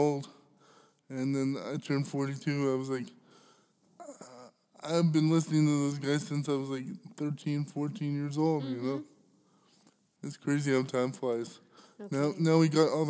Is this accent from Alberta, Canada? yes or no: yes; Alberta, Canada; growing up in Alberta